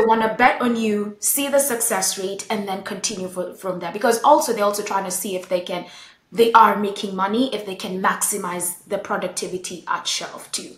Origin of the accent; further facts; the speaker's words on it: Nairobi, Kenya; I grew up in Nairobi, Kenya